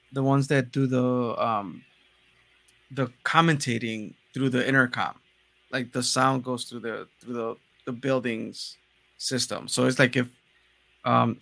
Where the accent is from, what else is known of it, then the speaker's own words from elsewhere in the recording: Ecatepec, State of Mexico, Mexico; moved away; It's Ecatepec. So it's right out of like the borders of Mexico City.